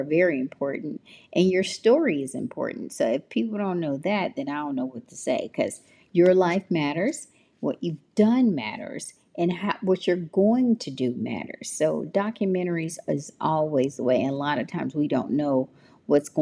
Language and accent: English; Memphis, Tennessee, United States; I am from Memphis. So I am a Memphis baby